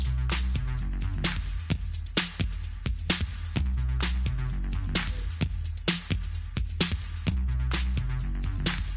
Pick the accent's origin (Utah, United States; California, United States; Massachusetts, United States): California, United States; I growing up in California